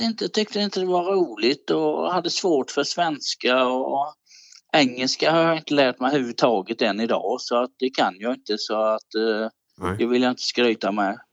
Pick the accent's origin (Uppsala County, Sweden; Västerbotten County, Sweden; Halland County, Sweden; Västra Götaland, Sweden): Halland County, Sweden; Falkenberg; jag har bott i Halland hela mitt liv, i Falkenbergs kommun